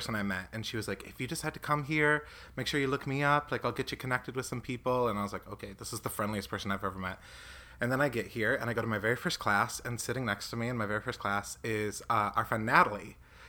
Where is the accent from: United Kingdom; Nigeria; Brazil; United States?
United States; Michigan; moved away as an adult; I'm from Michigan originally